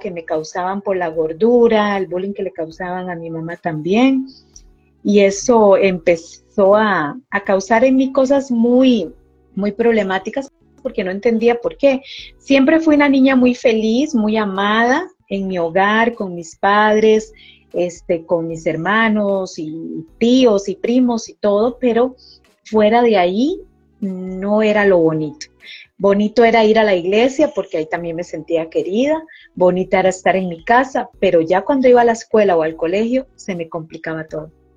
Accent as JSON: {"language": "Spanish", "country": "Costa Rica", "said": "aquí en mi país, Costa Rica, se dice ajetreado"}